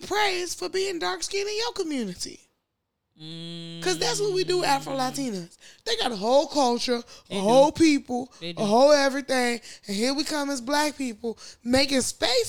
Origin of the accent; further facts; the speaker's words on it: United States; also born or lived in Nigeria; I'm black because I grew up the majority of my life in America